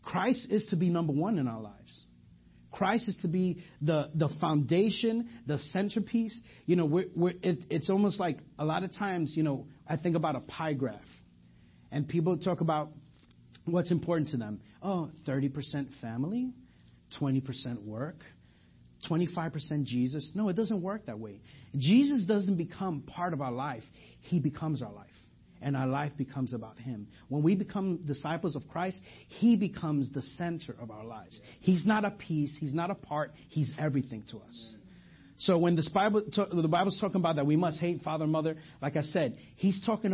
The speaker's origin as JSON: {"language": "English", "region": "New York", "country": "United States", "accent": "New York", "moved": "yes", "lives_now": "Garland, United States", "said": "I'm from New York. You know, it's not. I'm from. If you didn't hear my accent, let me just say coffee, and then you guys know that from there. So I'm from New York"}